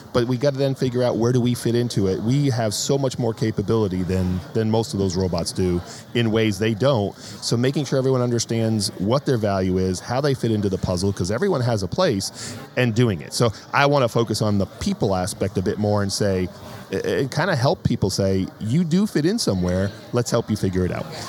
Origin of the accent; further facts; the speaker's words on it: New England, United States; moved away; also born or lived in Northern Virginia; My wife and I grew up in New England